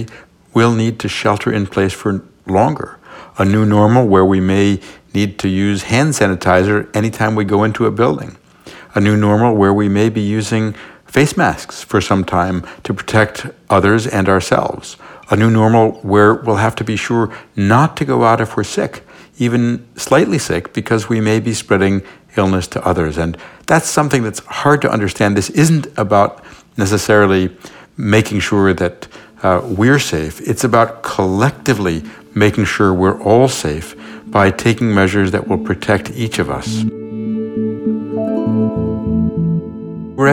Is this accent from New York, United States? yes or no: yes; New York City, New York, United States; I was born in New York City